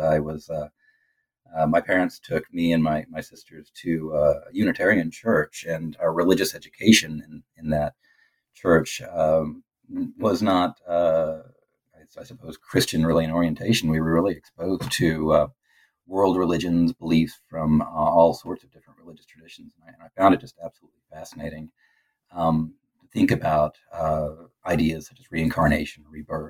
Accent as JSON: {"language": "English", "area": "Middle America", "region": "Midwest", "country": "United States", "tie": "born or raised there", "said": "growing up in Middle America"}